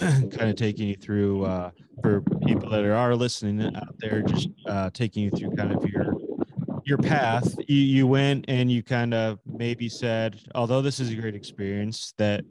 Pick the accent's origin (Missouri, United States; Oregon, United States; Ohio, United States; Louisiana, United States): Ohio, United States; Cleveland; I mean, I'm born and raised in Cleveland, Ohio.